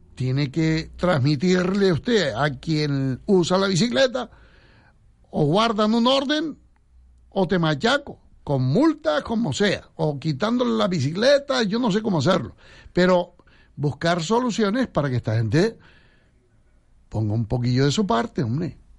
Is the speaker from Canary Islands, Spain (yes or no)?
yes; Santa Brígida, Canary Islands, Spain; en mi pueblo, me acuerdo que la gente, los talayeros ahí en Santa Brígida